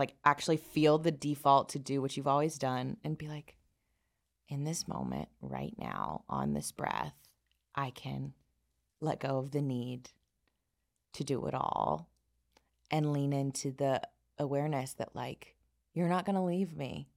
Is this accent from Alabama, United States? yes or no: yes; South Alabama, United States; I grew up in the Bible Belt of South Alabama